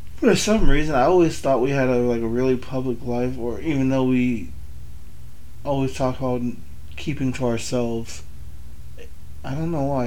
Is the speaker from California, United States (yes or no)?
yes; California, United States; also born or lived in Benton City, Washington; now in Washington, United States; I was born in California